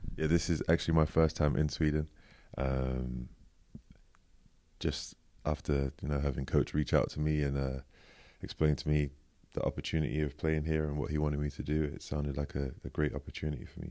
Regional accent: London, United Kingdom; I was born in East London, Manor Park, actually. Yeah, good old East London.

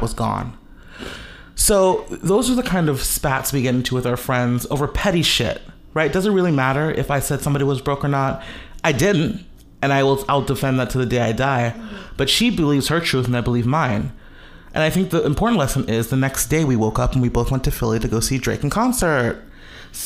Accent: Jamaica; I'm Jamaican Chinese

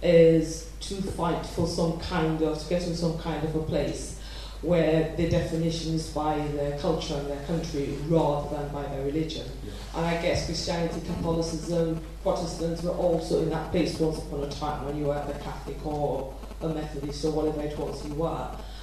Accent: United Kingdom; You know, I'm British

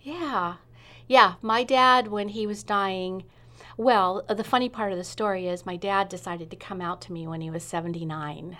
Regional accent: Sunnyvale, California, United States; moved away as an adult; also born or lived in Redwood City, California / England; now in Rogue Valley, Southern Oregon, United States; I was in Sunnyvale until I went to college

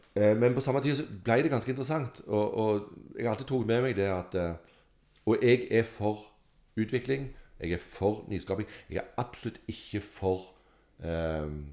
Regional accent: Sandnes, Rogaland, Norway; jeg er fra Sandnes

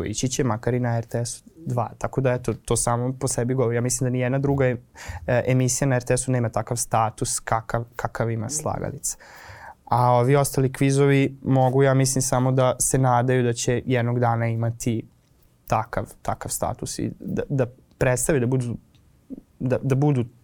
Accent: Novi Sad, Vojvodina, Serbia; kod nas u Novom Sadu

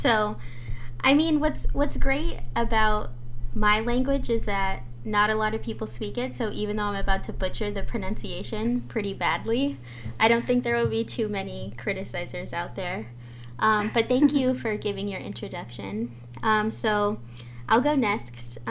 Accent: California, United States; I'm People of the Pines, Serrano, Yuhaviatam. So I'm actually broadcasting from Gabrielano territory, which is now known as Los Angeles.

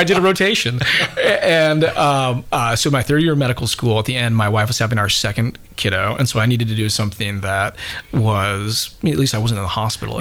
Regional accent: Utah, United States; moved away; also born or lived in Bowling Green, Kentucky; I grew up in Utah originally

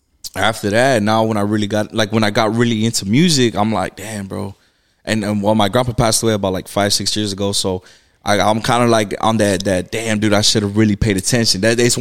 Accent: Newburgh, United States; I'm born and raised here in Newburgh.

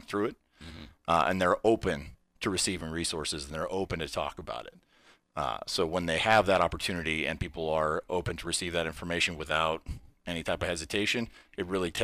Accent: Reno, Nevada, United States; I'm born and raised in Reno.

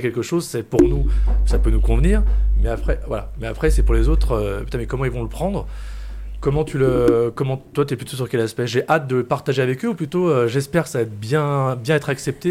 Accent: Lyon, Auvergne-Rhône-Alpes, France; en tant que Lyonnais

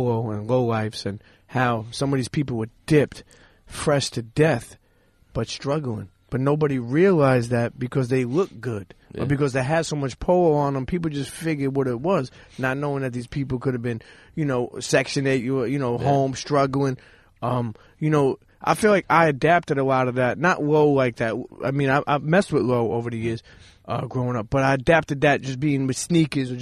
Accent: New York City, New York, United States; I grew up in Coney Island

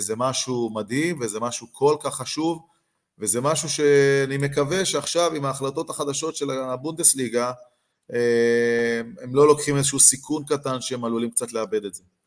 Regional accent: Beersheba, Southern District, Israel; אני גדלתי בבאר שבע

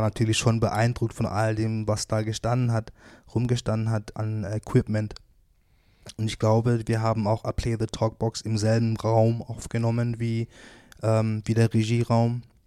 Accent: Wuppertal, North Rhine-Westphalia, Germany; born or raised there

